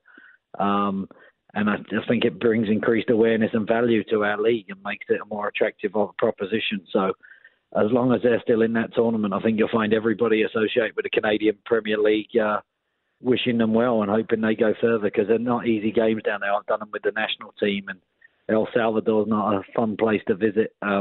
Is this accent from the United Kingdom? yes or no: yes; England, United Kingdom; moved away; being an Englishman growing up